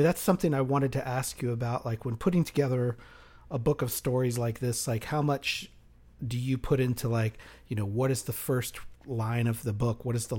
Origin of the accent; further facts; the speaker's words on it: Texas, United States; I grew up in Texas